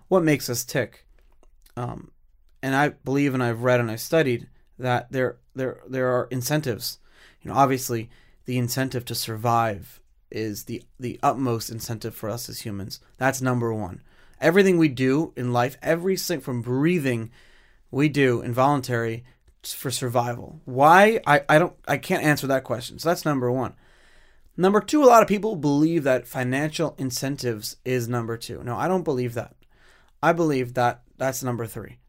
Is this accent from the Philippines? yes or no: no; United States; as an American